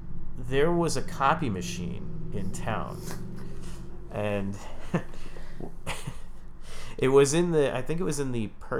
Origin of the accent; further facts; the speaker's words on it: New York, United States; But we're all from New York